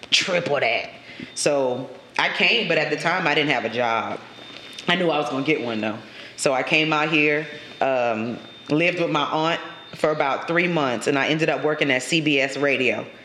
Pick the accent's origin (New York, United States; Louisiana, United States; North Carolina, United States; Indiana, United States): Louisiana, United States; Lafayette; also born or lived in Jonesboro, Louisiana; me and my mom we packed up and moved to Lafayette. So mm if I've been in Lafayette since I was eight, yeah, I always say the streets that raised you is where you from. mm So mm-hmm. I'm I'm from Lafayette, but I ain't gonna ignore Jonesboro.